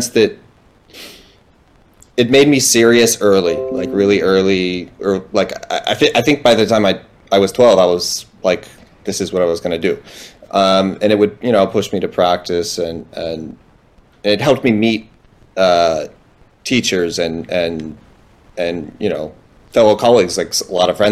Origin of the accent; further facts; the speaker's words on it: Steubenville, Ohio, United States; I'm from Steubenville, Ohio.